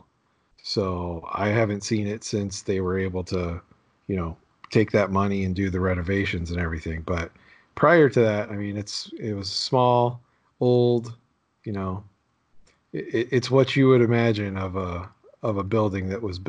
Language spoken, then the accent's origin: English; outside of Pittsburgh, Pennsylvania, United States; moved away; also born or lived in Johnstown area, Pennsylvania; I grew up outside of Pittsburgh